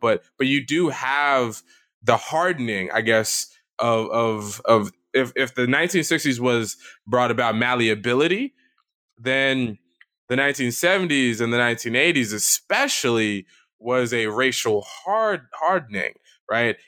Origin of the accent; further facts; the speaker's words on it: American South, United States; as a Southerner